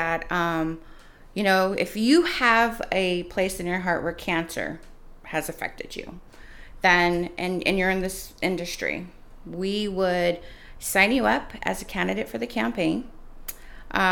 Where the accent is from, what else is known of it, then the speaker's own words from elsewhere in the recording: Fresno County, California, United States; moved away as an adult; now in San Diego, United States; I'm from a very small farming community in the county of Fresno called Fireball. And growing up there, I had a lot of close friends